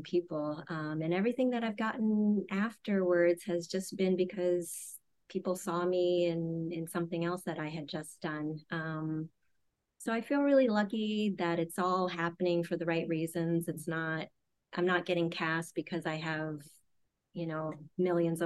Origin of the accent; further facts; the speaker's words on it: Louisiana, United States; I grew up in Louisiana